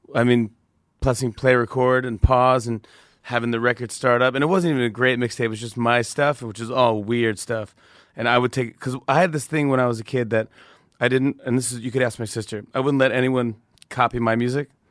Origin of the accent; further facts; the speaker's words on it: Saugerties, New York, United States; I grew up in Saga Days, New York, which is upstate by Kingston, Poughkeepsie, Woodstock